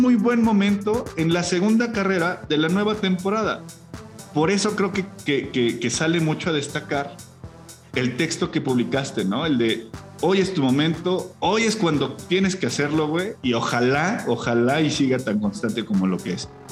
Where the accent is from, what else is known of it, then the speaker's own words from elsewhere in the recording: Mexico; como mexicano